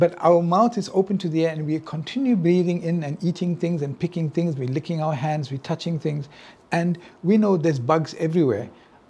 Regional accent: India; Well, you know, I'm Indian, so my mother, you know, my mother wanted me to be a doctor, right?

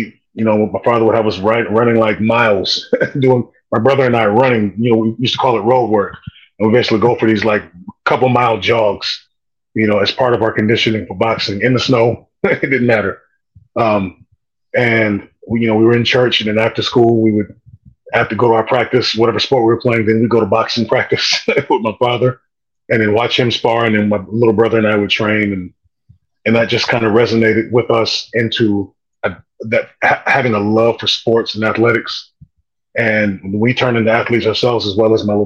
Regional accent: Kent, Ohio, United States; also born or lived in Cleveland, Ohio / Oklahoma / Alabama; I ended up growing up in Kent, Ohio

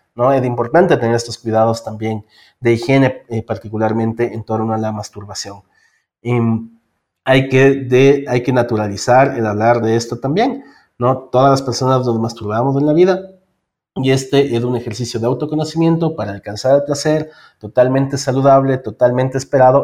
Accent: Ecuador; soy eh, del Ecuador, vivo en Quito

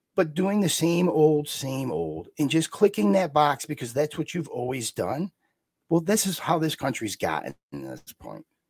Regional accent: New York, United States; I'm from New York.

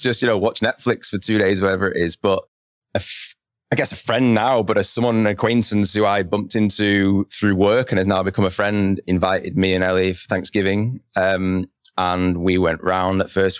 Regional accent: Lancaster, North West England, United Kingdom; moved away as an adult; also born or lived in London; now in Bentonville, United States; my hometown in Lancaster

